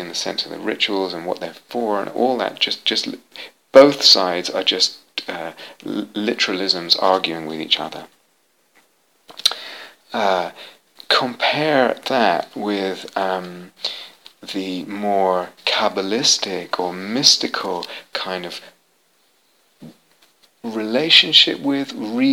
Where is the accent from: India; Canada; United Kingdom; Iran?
United Kingdom; London; I was raised in London, had an Orthodox Jewish upbringing